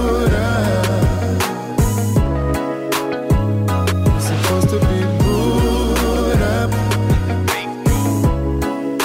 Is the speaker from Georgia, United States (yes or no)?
yes; Savannah, Georgia, United States; moved away as an adult; now in Atlanta, United States; I'm from Savannah. I wasn't the shit where I was from.